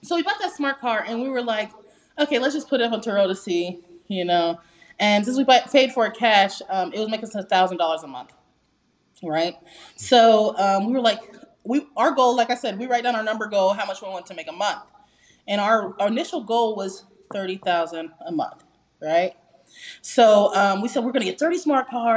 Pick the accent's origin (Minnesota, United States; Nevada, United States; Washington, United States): Nevada, United States; Las Vegas; I'm originally from Las Vegas